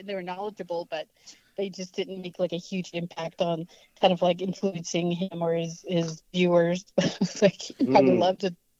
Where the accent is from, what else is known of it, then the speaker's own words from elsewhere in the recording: Northwest, United States; Growing up in the Northwest, you know, I had my own father who was Comanche